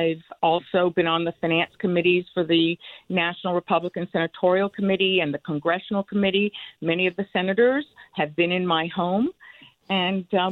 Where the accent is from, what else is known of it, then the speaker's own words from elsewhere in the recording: Cuba; first language Spanish; English is a second language; now in Connecticut, United States; I am Cuban. I escaped Cuba and Castro's communist revolution with my mother and sister.